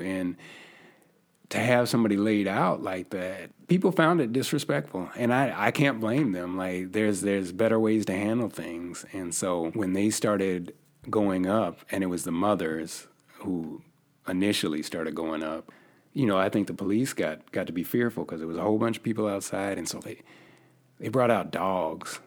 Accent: Yakima, Washington, United States; moved away as an adult; also born or lived in Missouri; I'm originally from the Northwest. I come from a small city called Yakima, Washington

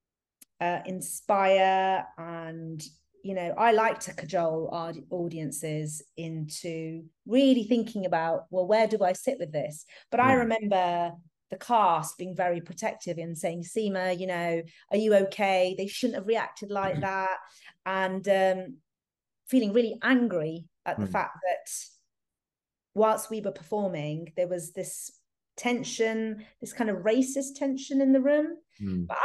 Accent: Nottingham, East Midlands, United Kingdom; moved away as an adult; also born or lived in Birmingham; where I grew up in Nottingham

